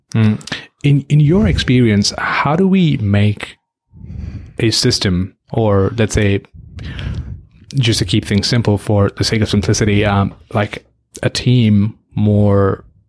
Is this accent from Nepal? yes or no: yes; Nepal; moved away; My home country, Nepal